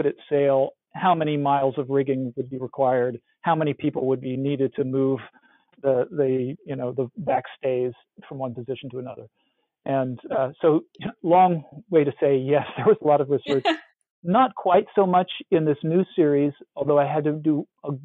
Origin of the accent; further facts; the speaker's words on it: Iowa, United States; I grew up in Iowa, which is as far from any shore as you can get in North America.